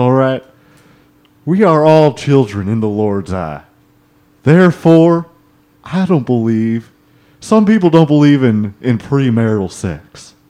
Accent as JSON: {"language": "English", "region": "Oklahoma", "country": "United States", "said": "I'm from Oklahoma, and something about me, where I'm from, part of the culture here, not here, but the royal here, back home."}